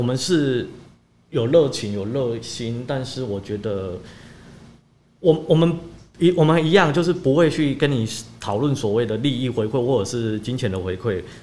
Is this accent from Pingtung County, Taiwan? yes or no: yes; Jiadong, Pingtung County, Taiwan; 我虽然是家中在地人，但是其实我长期在屏东